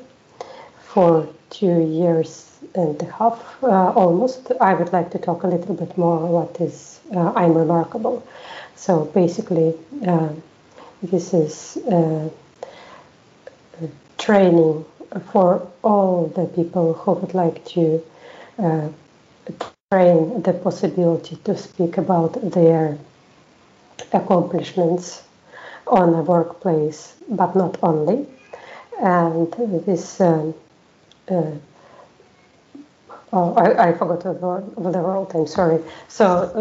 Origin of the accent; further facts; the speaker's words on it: Russia; English is a second language; moved away as an adult; now in Sweden; I live in Sweden for 6 years already. I'm from Russia